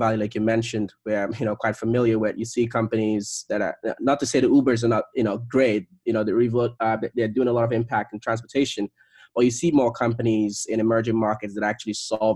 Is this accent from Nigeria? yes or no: yes; Nigeria; I was born, I grew up in Nigeria